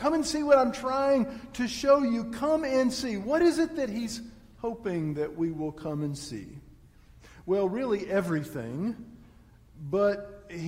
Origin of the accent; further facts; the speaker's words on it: Texas, United States; moved away; I am from Texas